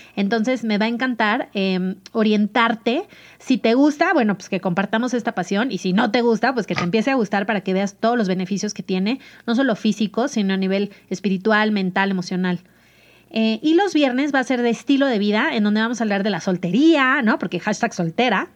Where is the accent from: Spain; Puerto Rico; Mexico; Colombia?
Mexico; Mazatlán, Sinaloa; born or raised there; moved away as an adult; now in Mexico City, Mexico